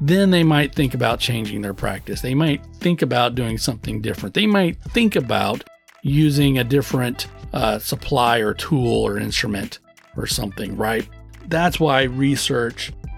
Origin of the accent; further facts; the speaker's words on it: Texas, United States; I was born and raised in Texas.